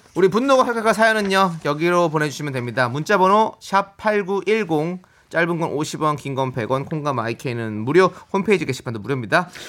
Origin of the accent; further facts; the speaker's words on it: Incheon, South Korea; 제 고향 인천으로 오셨으니까